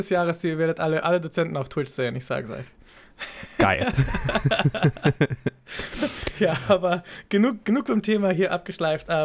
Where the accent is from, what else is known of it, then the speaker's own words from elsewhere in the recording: Israel; German is a second language; ich, ich, bin kein Deutscher, ne? Und für mich ist es so, ich, ich fühle das auf die israelische Art und Weise.